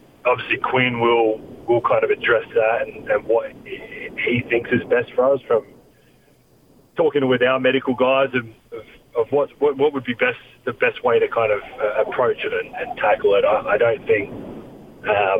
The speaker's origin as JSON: {"language": "English", "country": "Australia", "moved": "as an adult", "lives_now": "United States", "said": "I'm Australian."}